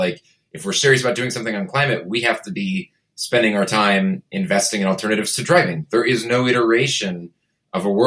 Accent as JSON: {"language": "English", "town": "Portland", "region": "Oregon", "country": "United States", "tie": "born or raised there", "said": "I grew up in Portland and went to college, came back"}